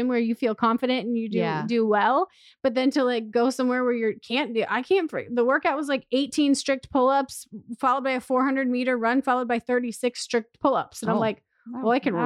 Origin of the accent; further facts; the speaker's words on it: Midwest, United States; moved away; we're just from the Midwest, like I'm from a little tiny town